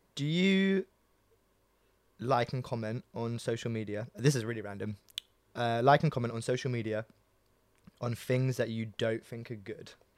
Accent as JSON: {"language": "English", "town": "New Malden", "region": "London", "country": "United Kingdom", "tie": "born or raised there", "said": "I grew up in New Malden"}